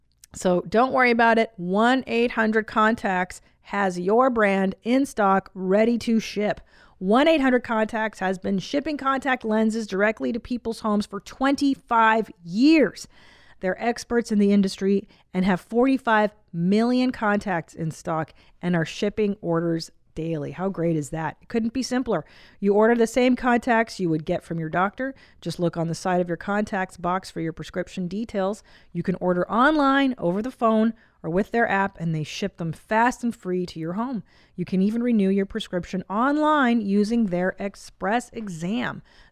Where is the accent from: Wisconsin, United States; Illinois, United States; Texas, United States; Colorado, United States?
Illinois, United States; Bloomington; I'm a mom to two boys, and we are from Bloomington, Illinois.